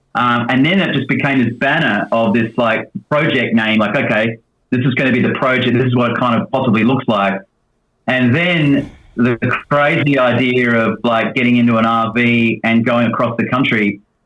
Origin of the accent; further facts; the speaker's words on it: Australia; now in Nashville, United States; being an Aussie